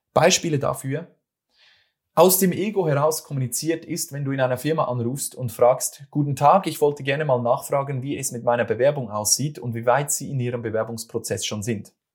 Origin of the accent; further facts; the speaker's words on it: Switzerland; accent: Swiss German; das ist wieder mein schweizerdeutscher